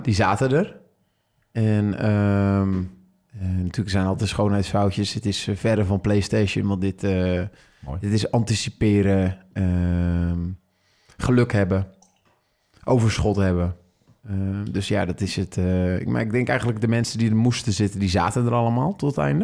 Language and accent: Dutch; Netherlands; als Nederlanders